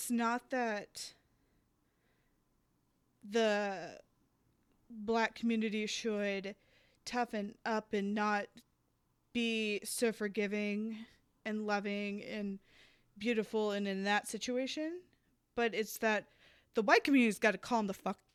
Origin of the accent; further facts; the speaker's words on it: the South, United States; I grew up in the South